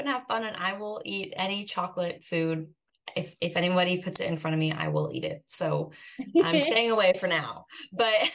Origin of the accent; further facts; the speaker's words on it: Boise, Idaho, United States; I grew up in Boise, Idaho